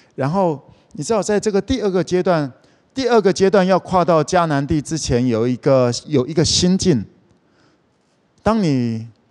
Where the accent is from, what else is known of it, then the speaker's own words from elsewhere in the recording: Kaohsiung, Taiwan; moved away; 我是高雄人